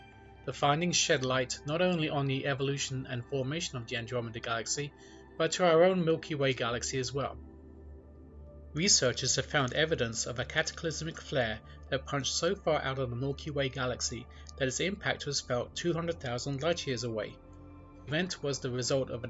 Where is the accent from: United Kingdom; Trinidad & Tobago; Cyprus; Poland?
United Kingdom; England; moved away as an adult; now in Los Angeles, United States; I was born in England and emigrated to the US in 2004. I now live in a suburb of Los Angeles